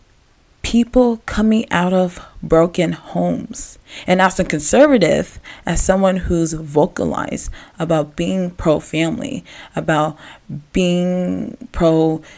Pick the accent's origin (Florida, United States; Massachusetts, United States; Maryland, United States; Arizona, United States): Maryland, United States; Gaithersburg; growing up in Gaithersburg, Maryland